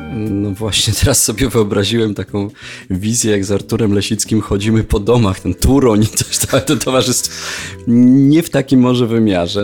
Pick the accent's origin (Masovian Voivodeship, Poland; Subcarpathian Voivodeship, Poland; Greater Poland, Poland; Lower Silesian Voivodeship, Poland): Lower Silesian Voivodeship, Poland; Jelenia Góra; z którym się znam od siódmego roku życia z Jeleniej Góry, naszej rodzinnej